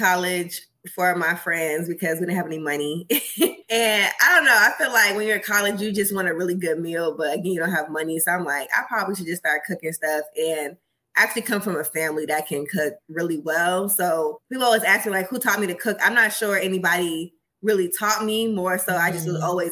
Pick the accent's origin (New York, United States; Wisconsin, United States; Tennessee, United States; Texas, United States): New York, United States; New York City; now in Houston, United States; I'm from Queens